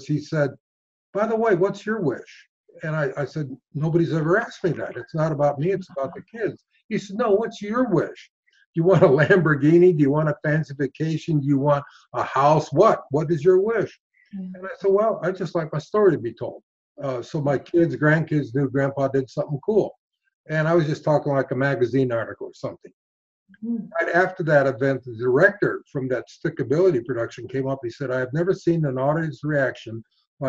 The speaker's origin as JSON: {"language": "English", "region": "Arizona", "country": "United States", "tie": "born or raised there", "said": "in my hometown"}